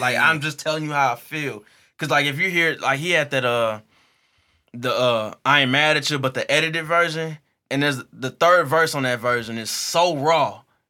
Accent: University City, Missouri, United States; Like I grew up in UU City, so I grew up on Partridge and Canton.

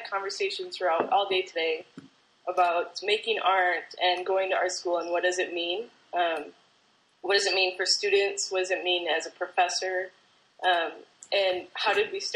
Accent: New Lenox, Illinois, United States; also born or lived in Rochester, New York / Minnesota / Kenosha, Wisconsin; now in Bloomington, United States; I grew up in New Lenox, which is by Juliet

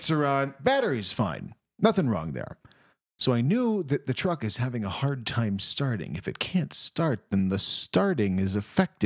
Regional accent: Florida, United States; moved away; I'm from Florida

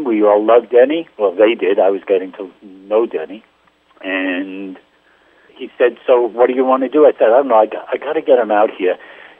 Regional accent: New York City, New York, United States; I grew up in Brooklyn.

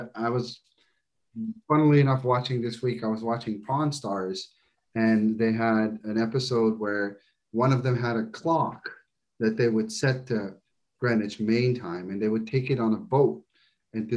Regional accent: Netherlands; now in United States; I'm originally from the Netherlands

